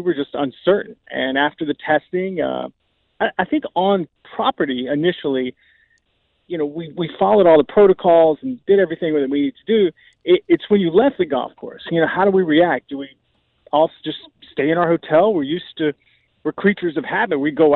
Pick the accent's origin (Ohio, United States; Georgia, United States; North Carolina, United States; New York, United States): North Carolina, United States; I grew up in North Carolina